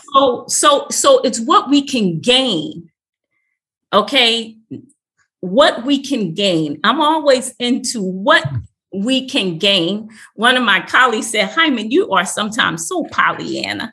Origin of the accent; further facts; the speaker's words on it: Philadelphia, Pennsylvania, United States; I'm from Philadelphia.